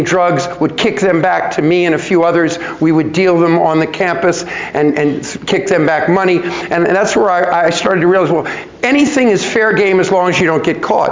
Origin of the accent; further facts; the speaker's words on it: New York, United States; I was born in New York